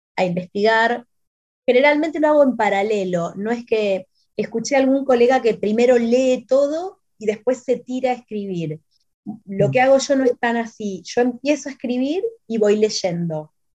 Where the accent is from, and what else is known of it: Argentina